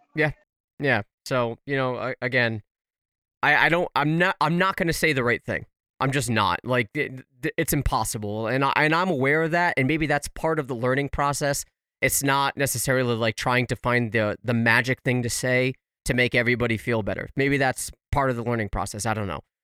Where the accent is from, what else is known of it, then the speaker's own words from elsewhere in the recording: United States; as an American